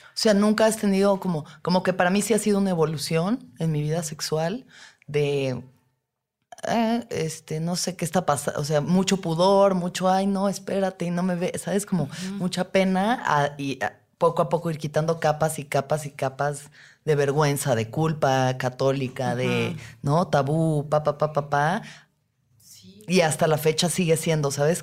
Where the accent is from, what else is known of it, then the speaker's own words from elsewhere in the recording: Mexico; como mujeres mexicanas